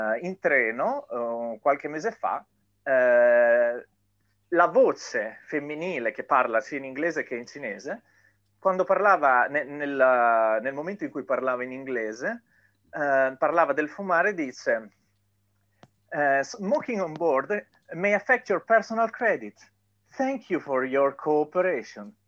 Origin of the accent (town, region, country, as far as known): Italy